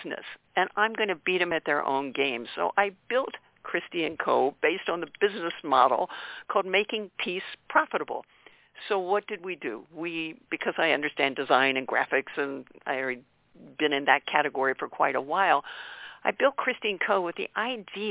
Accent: north of Baltimore, Maryland, United States; I grew up on the East Coast near north of Baltimore

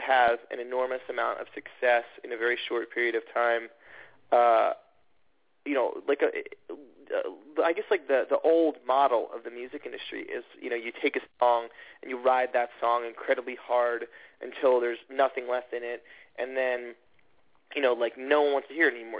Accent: Atlanta, Georgia, United States; moved away; I grew up in Atlanta and in the suburbs of Atlanta.

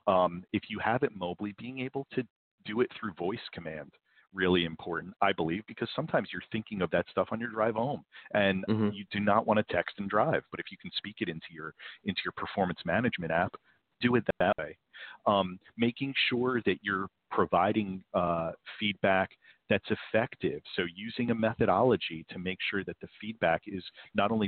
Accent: New Jersey, United States; I'm from New Jersey

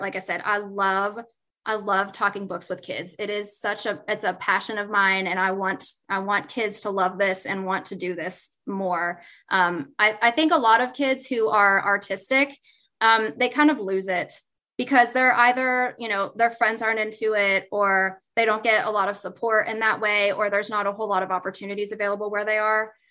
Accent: West Virginia, United States; I'm from West Virginia

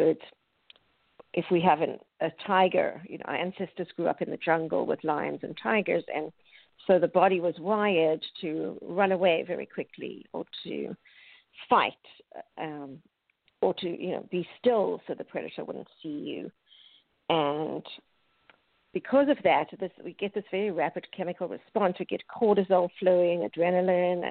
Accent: South Africa; moved away as an adult; now in United States; I grew up in South Africa

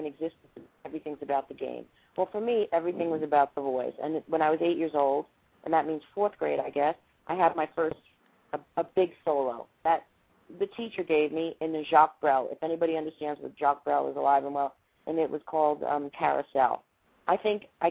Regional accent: Baldwin, New York, United States; also born or lived in Manhattan, New York / Freeport, New York; I was born in Manhattan. I was raised in Long Island.

